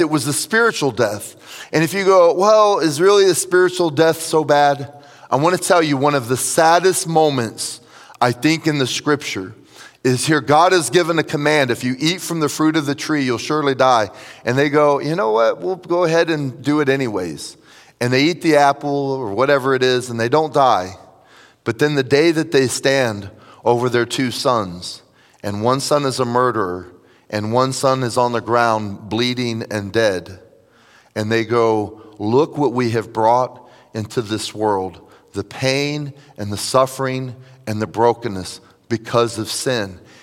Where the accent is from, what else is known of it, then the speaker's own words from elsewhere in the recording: Tampa, Florida, United States; also born or lived in Jacksonville, Florida; I was raised in Tampa